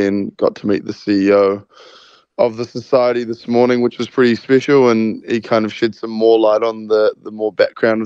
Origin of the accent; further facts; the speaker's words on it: New Zealand; being a Kiwi